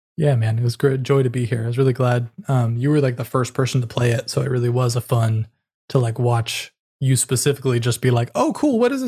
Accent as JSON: {"language": "English", "region": "California", "country": "United States", "tie": "born or raised there", "also_born_or_lived": "New York City", "moved": "yes", "said": "I'm born and raised in California"}